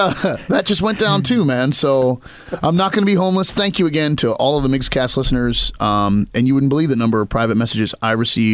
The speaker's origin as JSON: {"language": "English", "region": "Maryland", "country": "United States", "said": "Like, I'm from Western Maryland."}